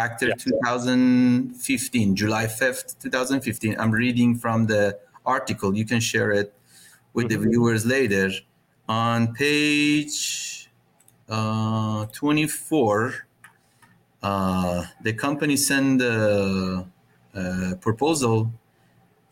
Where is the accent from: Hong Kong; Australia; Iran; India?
Iran; I'm from Iran